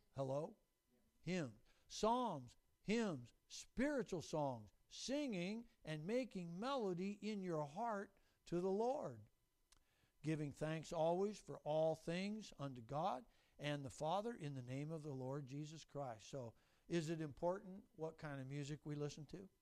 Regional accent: Renton, Washington, United States; I grew up in Renton

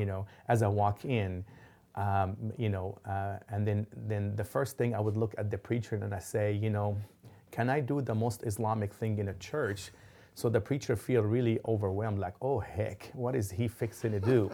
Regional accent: Lebanon; also born or lived in Dallas; now in Oklahoma City, United States; growing up in Lebanon, there was explosions

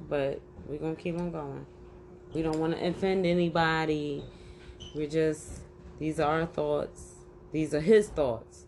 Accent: Philadelphia, Pennsylvania, United States; born or raised there

